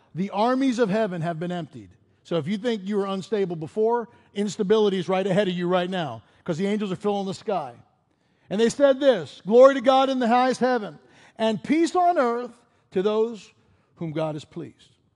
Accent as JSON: {"language": "English", "town": "Pittsburgh", "region": "Pennsylvania", "country": "United States", "tie": "born or raised there", "also_born_or_lived": "Chicago / Colorado / Denver", "moved": "as an adult", "said": "Robin and I grew up in Pittsburgh"}